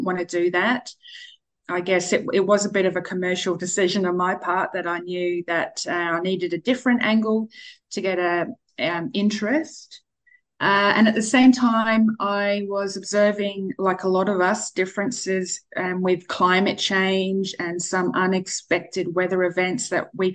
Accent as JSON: {"language": "English", "town": "Whyalla", "region": "South Australia", "country": "Australia", "tie": "born or raised there", "also_born_or_lived": "Adelaide", "moved": "as an adult", "said": "So I grew up in Whyalla. That's 4 hours north of Adelaide."}